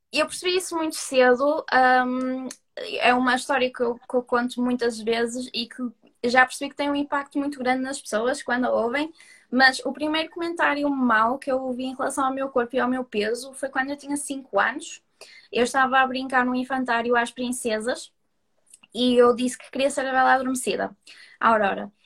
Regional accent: Porto, Norte, Portugal; accent: Porto; sou do Porto, como se pode ver pelo meu sotaque

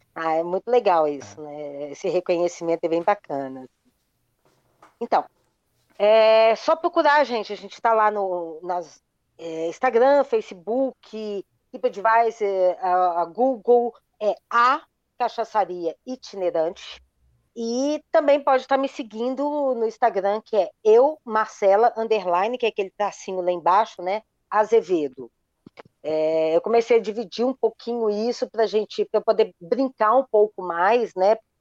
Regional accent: Minas Gerais, Brazil; eu sou mineiro, daquele mineiro geraizeiro

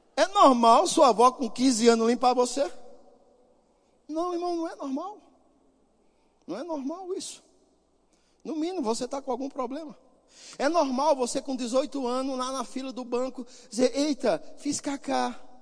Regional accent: Northeast Region, Brazil; eu sou nordestino e eu sou nordestino raiz

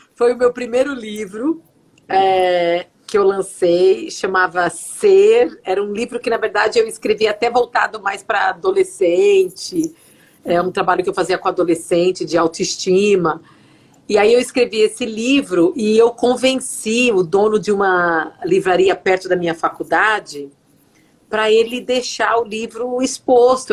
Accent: São Bernardo do Campo, São Paulo, Brazil; moved away as an adult; now in Fargo, United States; Eu nasci em São Paulo, mas eu cresci a minha infância toda em São Bernardo do Campo

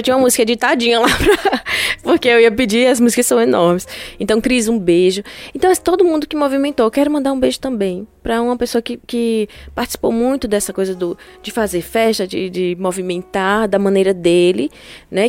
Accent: Petrolina, Pernambuco, Brazil; eu sou de Petrolina

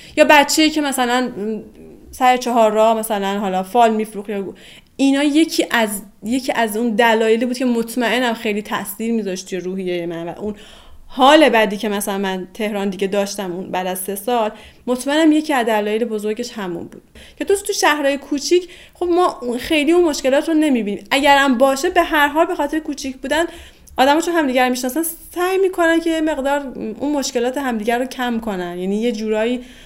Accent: northern Iran, Iran; moved away as an adult; also born or lived in Tehran; دلم هم پر میکشید برای شهر زندگی، شهر زادگاهم و به هر حال با همه این شرایط من به اینجای رسیدم که تصمیم گرفتم برگردم دیگه جمع کردم و برگشتم شمال

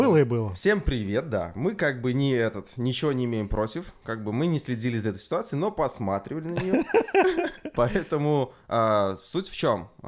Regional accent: Belarus; Но жалко, не могу попробовать, потому что я белорус.

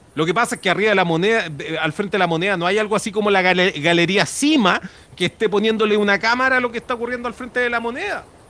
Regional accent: Chile; como chilenos

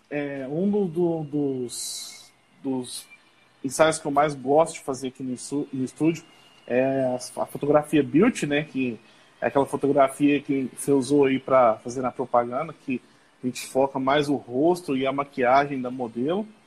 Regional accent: Passos, Minas Gerais, Brazil; Eu sou aqui da cidade de Passos, Minas Gerais. É, minha cidade fica uns 40 minutos, mais ou menos, da cidade de Capitólio.

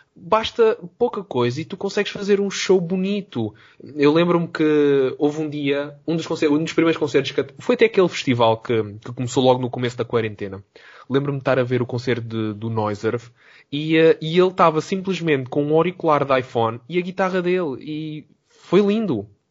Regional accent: Algarve, Portugal; moved away as an adult; also born or lived in Lisbon; sou do Algarve e depois do Algarve para Lisboa

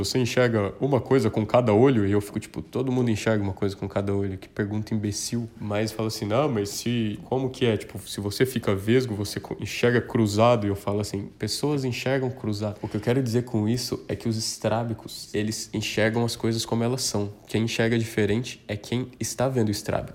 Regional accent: southern Minas Gerais, Brazil; moved away as an adult; now in São Paulo, Brazil; eu já disse que sou do sul de Minas, mas mudei para São Paulo em 2014

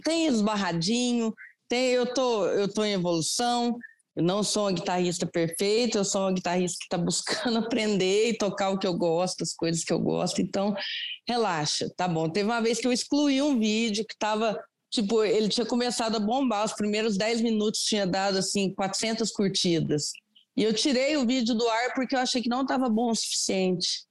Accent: Andradas, Minas Gerais, Brazil; moved away as an adult; now in Lavras, Brazil; Eu sou, eu moro em Lavras, Minas Gerais, hum. mas eu sou de Andradas, que é divisa com o estado de São Paulo.

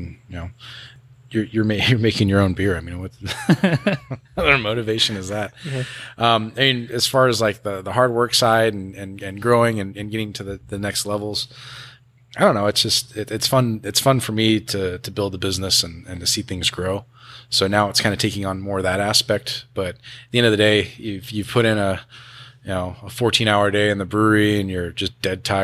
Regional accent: Los Angeles, California, United States; This is where I grew up. I grew up in Sylmar. You know, I've been out here my whole life

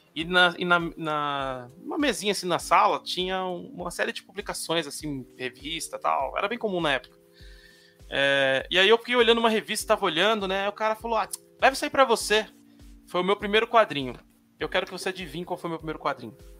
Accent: São Paulo, Brazil; Eu sou da periferia de São Paulo, São Mateus, na Zona Leste

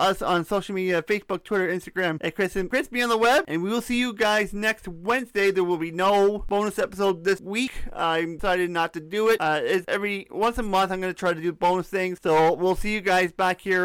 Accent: Canada; I'm a Canadian. I am a Canadian.

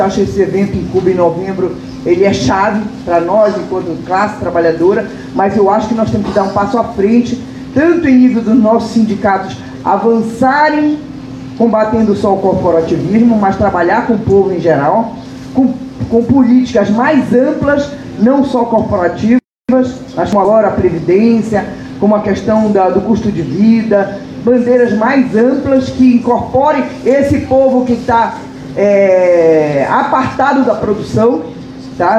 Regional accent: Brazil; enquanto brasileiros

